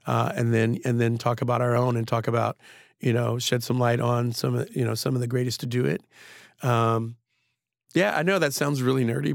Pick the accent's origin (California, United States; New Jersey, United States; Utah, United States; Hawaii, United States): New Jersey, United States; Trenton; moved away; I grew up in Trenton during the crack era